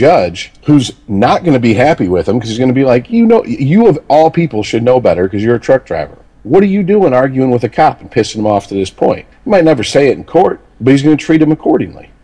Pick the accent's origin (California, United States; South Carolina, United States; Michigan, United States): Michigan, United States; Detroit; also born or lived in Florida; I grew up in and around Detroit